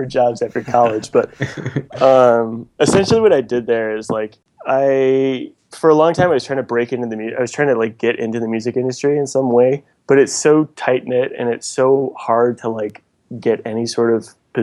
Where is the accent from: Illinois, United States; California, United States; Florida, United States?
Illinois, United States; La Grange; moved away; also born or lived in Nashville; I'm originally from Chicago, just outside Chicago, actually, a suburb called LaGrange.